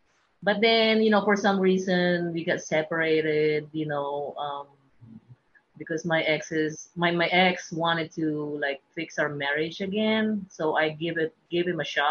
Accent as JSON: {"language": "English", "town": "Manila", "region": "Metro Manila", "country": "Philippines", "tie": "born or raised there", "also_born_or_lived": "Idaho", "moved": "as an adult", "lives_now": "Texas, United States", "said": "I was born and grew up in Manila, and I moved to U.S. 2005 and ended up here in Texas."}